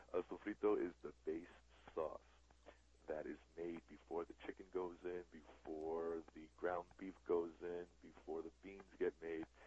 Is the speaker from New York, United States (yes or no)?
yes; New York City, New York, United States; I grew up in the Bronx, New York, Puerto Rican family